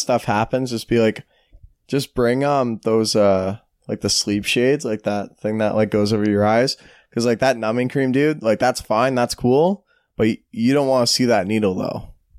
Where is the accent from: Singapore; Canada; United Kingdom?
Canada; Alberta; I grew up in Alberta.